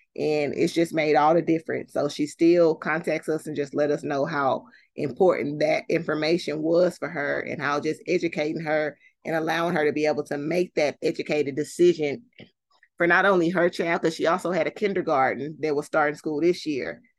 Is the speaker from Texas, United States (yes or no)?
yes; Fort Worth, Texas, United States; born and raised in Fort Worth, have lived here my whole life, except for when I went to college